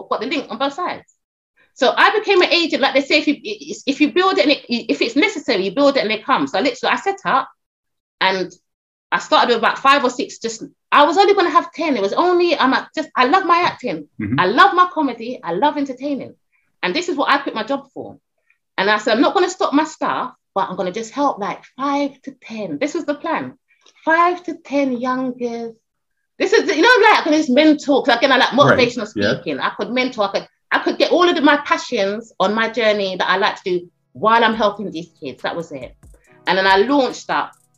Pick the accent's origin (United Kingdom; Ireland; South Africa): United Kingdom; also born or lived in Caribbean; I'm British and Caribbean.